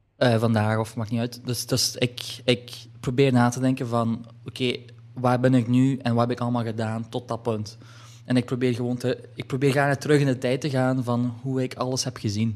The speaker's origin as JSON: {"language": "Dutch", "town": "Hasselt", "region": "Flanders", "country": "Belgium", "tie": "born or raised there", "said": "ik ben geboren in Hasselt"}